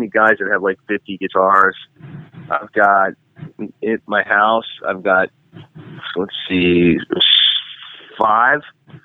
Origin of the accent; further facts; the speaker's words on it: Boston, Massachusetts, United States; also born or lived in Duxbury; now in Pittsburgh, United States; I'm Boston Irish, like Michael Devon